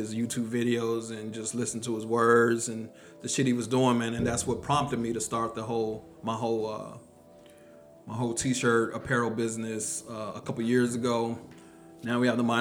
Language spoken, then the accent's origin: English; Texas, United States; I'm from Texas